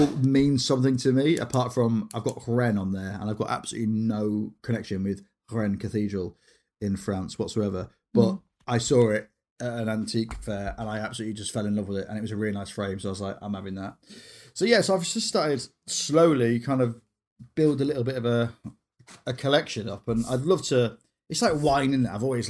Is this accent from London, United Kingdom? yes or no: no; Grimsby, Yorkshire and the Humber, United Kingdom; now in Cleethorpes, United Kingdom; So I actually live in Cleethorpes now, or my mum does, but I grew up in Grimsby.